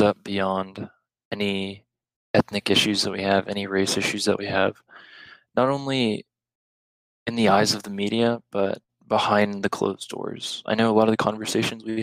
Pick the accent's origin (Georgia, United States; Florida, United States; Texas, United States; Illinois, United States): Texas, United States; El Paso; growing up in El Paso